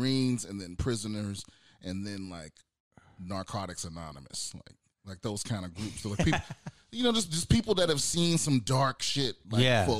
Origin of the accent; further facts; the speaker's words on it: United States; moved away as an adult; also born or lived in San Diego; I'm originally from the DMV, D.C., Maryland, Virginia, that area